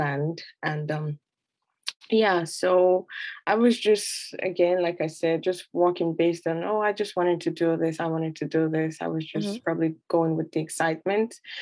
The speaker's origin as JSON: {"language": "English", "country": "Nigeria", "moved": "as an adult", "lives_now": "Canada", "said": "I'm originally from Nigeria"}